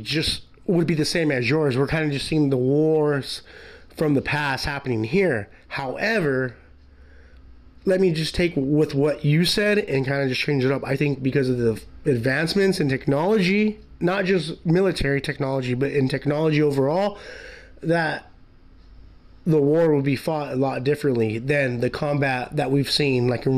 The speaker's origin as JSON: {"language": "English", "country": "United States", "said": "I'm American"}